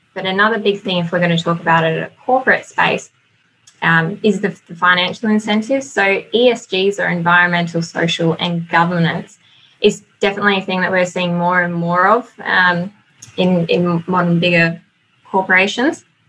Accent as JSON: {"language": "English", "country": "Australia", "accent": "twang", "moved": "as an adult", "lives_now": "New Zealand", "said": "So if you can note the twang in my voice, I've um, only recently moved over to New Zealand. I'm from Australia"}